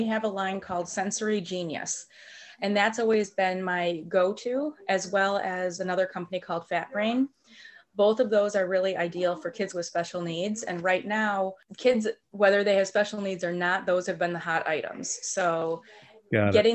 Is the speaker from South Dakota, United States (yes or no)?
no; Lake Forest, Illinois, United States; I grew up here in Lake Forest